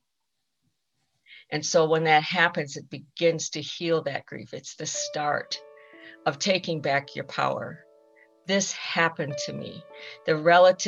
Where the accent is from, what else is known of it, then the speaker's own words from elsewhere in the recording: Rosebud Reservation, South Dakota, United States; I am Sichangu Lakota from the Rosebud Reservation in South Dakota